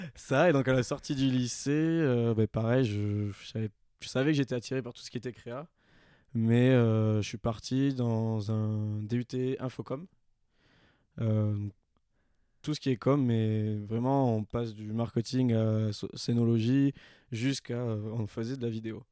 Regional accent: Toulouse, Occitania, France; moved away as an adult; now in Annecy, France; je suis originaire donc de Toulouse. Euh, j'ai déménagé sur Annecy il n'y a pas très longtemps, c'était en février

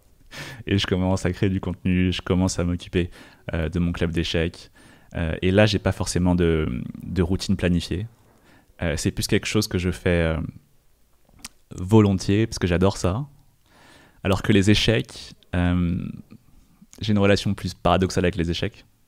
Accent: France; quand j'ai grandi en France, bah, on m'a envoyé à mes origines chinoises

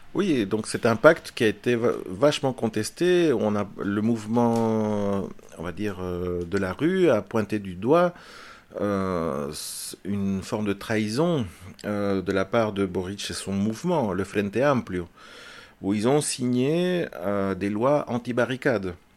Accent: Belgium; also born or lived in Chile; je suis arrivé à l'âge de 4 ans euh, en Belgique, euh, je suis fils d'exilé. Donc c'est mon père qui était prisonnier politique et on est arrivé en Belgique avec euh, toute la famille. Et donc j'ai grandi en Belgique

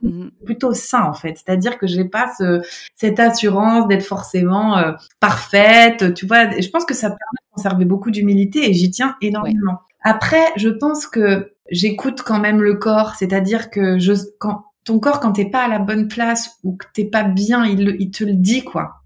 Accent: Nancy, Grand Est, France; moved away; j'étais à Nancy, hein. moi, je suis de Nancy, de, Lorraine.

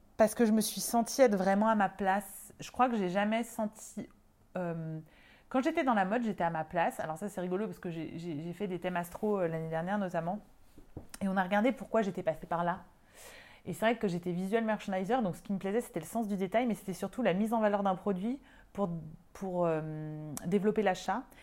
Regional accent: Lyon, Auvergne-Rhône-Alpes, France; moved away as an adult; also born or lived in Paris; je suis lyonnaise

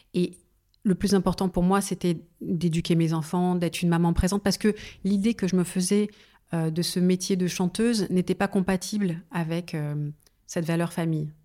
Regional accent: Paris suburbs, then Seine-et-Marne, Île-de-France, France; j'ai grandi en banlieue parisienne et puis ensuite en Seine-et-Marne

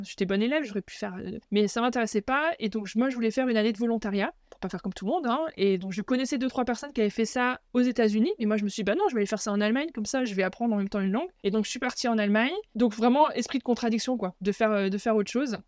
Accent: Alsace, Grand Est, France; moved away as an adult; also born or lived in Germany / Paris region, France; je suis française, j'ai euh, grandi en Alsace

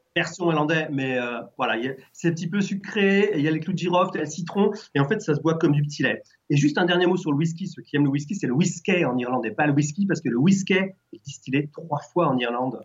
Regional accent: France; je suis français

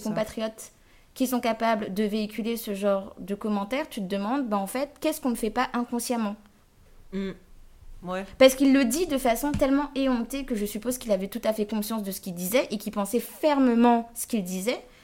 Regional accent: Guadeloupe; je venais de Guadeloupe

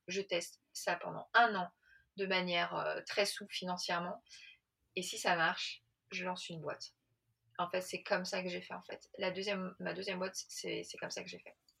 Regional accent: Paris, Île-de-France, France; je suis parisienne, j'ai 45 ans

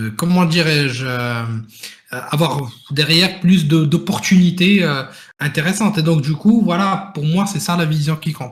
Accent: Morocco; now in France; là d'où je viens, le Maroc

